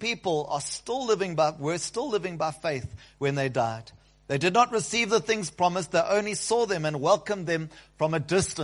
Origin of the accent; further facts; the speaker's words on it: South Africa; We, South Africans